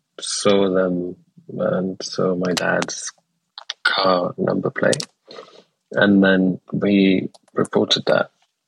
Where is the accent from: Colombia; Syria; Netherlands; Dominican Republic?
Syria; Aleppo, Aleppo Governorate; also born or lived in Damascus / Homs; So I was born in Damascus, lived there for 3 years or 4 years, and then we moved to another city, Homs, and then we moved to Aleppo, and like we moved within Aleppo.